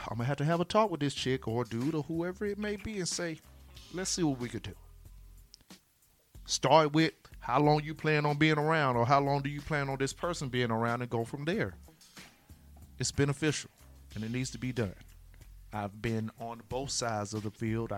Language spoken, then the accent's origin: English; Florida, United States; I'm from Florida